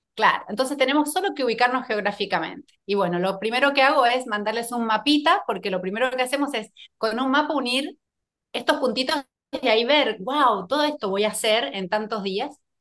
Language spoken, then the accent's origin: Spanish; San Juan, Argentina; moved away as an adult; also born or lived in Buenos Aires; Soy de una provincia muy cerquita de Chile, de San Juan.